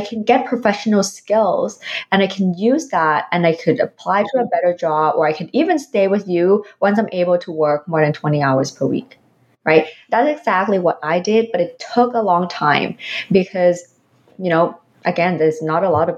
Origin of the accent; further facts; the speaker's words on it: Philippines; now in Canada; even though I don't have the what so-called Canadian experience, but I have experience from my home country, from the Philippines, for the past 20 years.